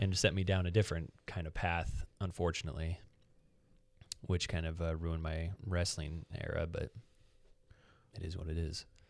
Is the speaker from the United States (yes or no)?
yes; United States; we're American